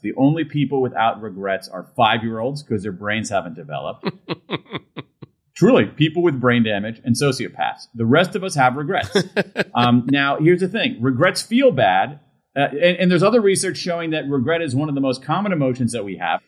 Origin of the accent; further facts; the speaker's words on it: Columbus, Ohio, United States; I grew up in Central Ohio, Columbus, Ohio